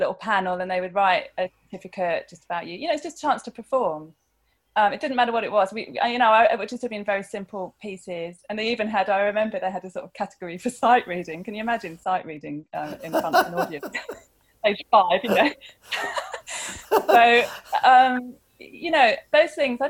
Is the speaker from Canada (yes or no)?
no; Chichester, South East England, United Kingdom; We grew up in Chichester in West Sussex